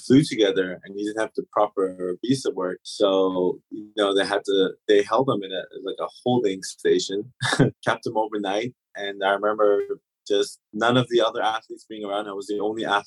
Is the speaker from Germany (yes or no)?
yes; Germany; first language German; English is a second language; moved away; also born or lived in Turks and Caicos; I lived here for about 10 years, and German is actually my first language